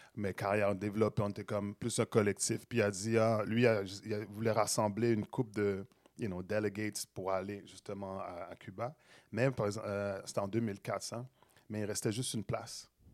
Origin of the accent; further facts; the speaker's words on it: Montreal, Quebec, Canada; J'ai grandi à Saint-Michel